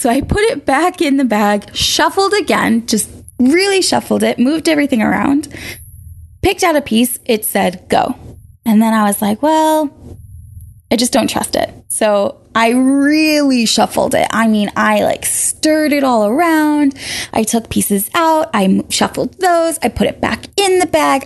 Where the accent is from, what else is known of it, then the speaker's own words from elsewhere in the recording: Boston, Massachusetts, United States; moved away as an adult; also born or lived in Maine; I was born and raised in Boston